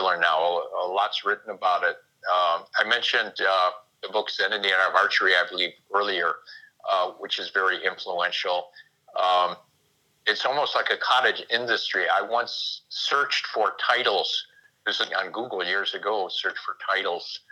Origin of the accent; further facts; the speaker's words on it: Chicago, Illinois, United States; I was raised in the Chicago area